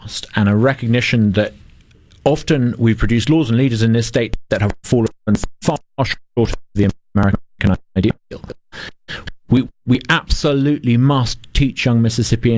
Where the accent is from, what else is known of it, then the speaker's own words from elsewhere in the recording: United Kingdom; now in United States; I'm a Brit